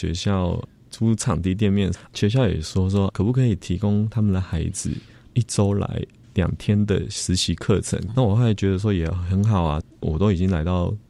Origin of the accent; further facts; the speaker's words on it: Zhongxing New Village, Nantou County, Taiwan; moved away; 小时候在那边长大。